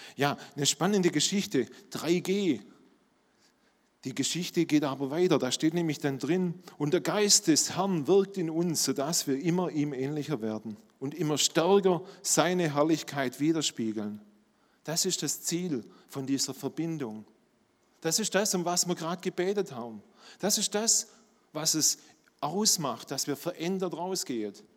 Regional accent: Swabia, Germany; accent: Swabian; Ihr hört, ich bin Schwabe

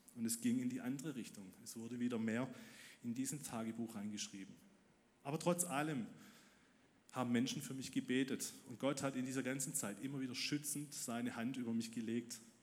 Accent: Ludwigsburg, Baden-Württemberg, Germany; Ich wurde im Winter 1999 in Ludwigsburg geboren

